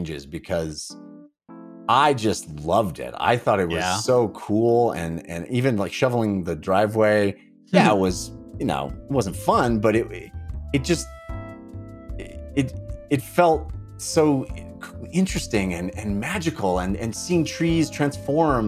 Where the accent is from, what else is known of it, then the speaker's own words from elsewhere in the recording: Bay Area, California, United States; moved away as an adult; also born or lived in Santa Barbara, California / Los Angeles, California; now in Colorado, United States; I grew up in the Bay Area and moved down to Santa Barbara for college